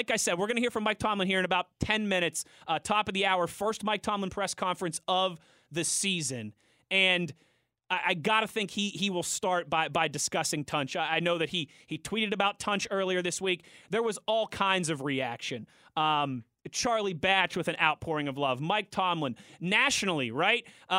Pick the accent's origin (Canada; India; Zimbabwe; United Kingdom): India; We all had Steelers gear on. We are from India.